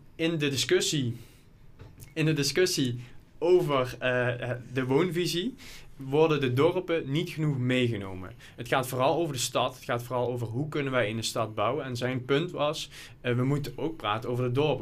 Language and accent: Dutch; Lottum, Limburg, Netherlands; ik kom zelf uit Lottum, klein dorp in de gemeente Horsen de Maas.